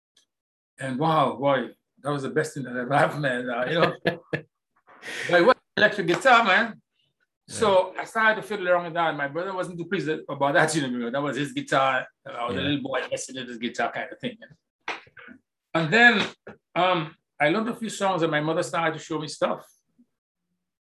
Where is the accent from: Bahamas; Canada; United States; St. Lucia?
St. Lucia; Castries; I grew up in the middle of Castries